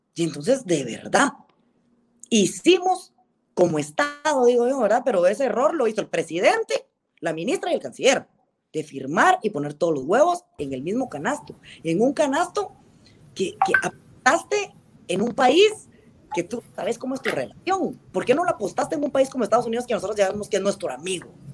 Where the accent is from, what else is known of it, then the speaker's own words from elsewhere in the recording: Guatemala; nosotros como guatemaltecos